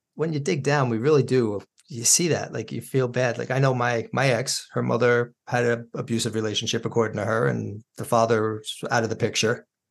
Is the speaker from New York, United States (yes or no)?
yes; Yorktown, New York, United States; also born or lived in Brooklyn; moving us out of Brooklyn when they did, I mean, growing up in Yorktown was a blessing